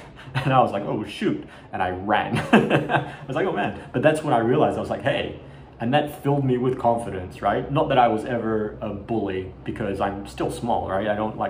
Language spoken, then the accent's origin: English; Australia; When I was a child growing up in Australia in the 80s, and Asian, not full Asian. I'm half Colombian, half Chinese Malay, right?